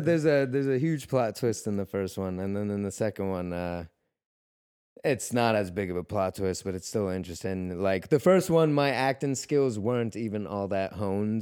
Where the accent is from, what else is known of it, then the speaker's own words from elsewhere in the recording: New York, United States; moved away as an adult; also born or lived in Russia; now in California, United States; I'm originally from Russia, but I grew up in New York, and uh, I got out to California almost two years ago